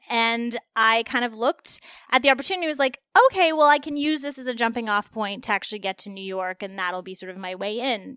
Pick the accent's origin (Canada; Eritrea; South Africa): Canada; Toronto, Ontario; moved away as an adult; now in Los Angeles, United States; I'm from Toronto originally.